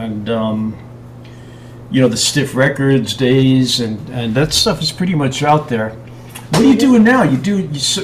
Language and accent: English; New York, United States; now in New Mexico, United States; I'm from New York, and I'm in New Mexico now